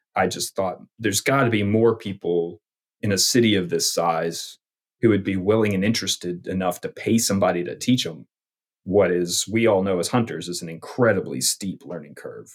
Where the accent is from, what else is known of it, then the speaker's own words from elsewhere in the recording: Knoxville, Tennessee, United States; moved away; also born or lived in New Jersey; I grew up in Knoxville, Tennessee